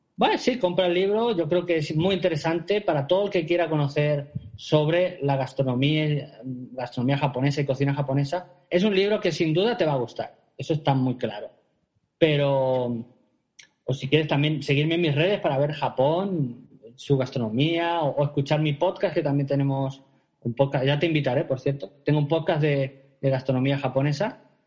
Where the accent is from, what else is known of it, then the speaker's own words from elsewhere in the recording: Spain; moved away as an adult; now in Japan; Yo como soy cocinero y español